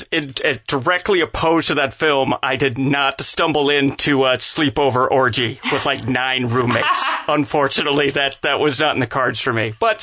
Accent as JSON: {"language": "English", "country": "United States", "accent": "American", "said": "But I've never been called out for like having an American accent"}